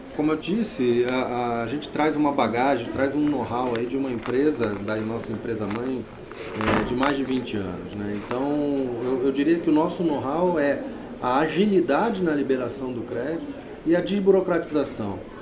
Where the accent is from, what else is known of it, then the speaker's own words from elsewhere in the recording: Rio de Janeiro, Brazil; moved away as an adult; now in São Paulo, Brazil; aqui em São Paulo desde 2000, eu sou carioca